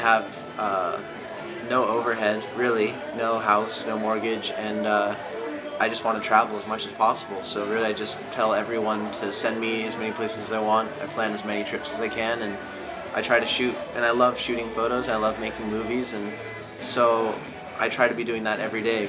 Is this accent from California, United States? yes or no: yes; Santa Barbara, California, United States; moved away as an adult; now in Los Angeles, United States; I'm from Santa Barbara, but I live now